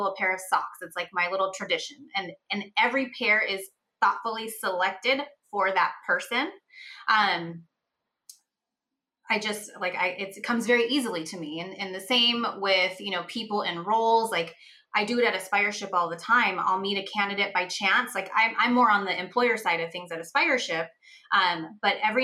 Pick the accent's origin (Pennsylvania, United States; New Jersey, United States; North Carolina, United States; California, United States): California, United States; San Francisco; I grew up in San Francisco